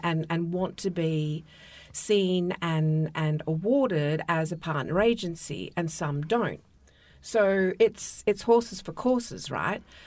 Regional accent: Australia; moved away; my home country

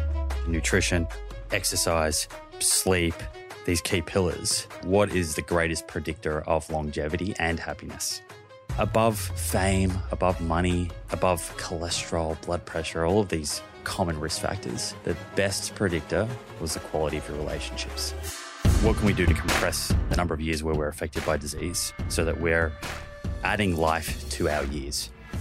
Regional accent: Melbourne, Victoria, Australia; moved away as an adult; also born or lived in Bondi; now in Byron Bay, Australia; I grew up in Melbourne.

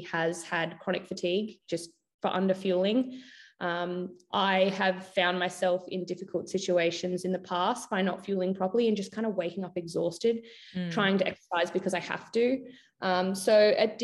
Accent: Queensland, Australia; also born or lived in United States; I was from Queensland

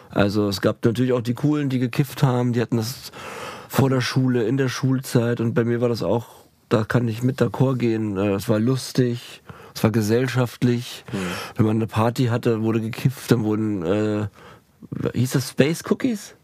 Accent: Berlin, Germany; als Berliner Kind

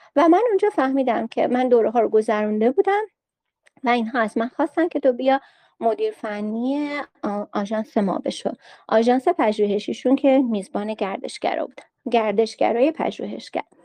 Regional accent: Qazvin, Qazvin Province, Iran; چون ما اون موقع استانمون استان زنجان بود من قزوینی هستم

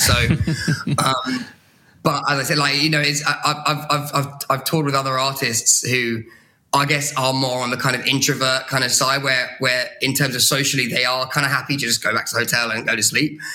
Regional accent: Brighton, South East England, United Kingdom; moved away as an adult; now in London, United Kingdom; fresh out of Brighton, my, my hometown in the UK

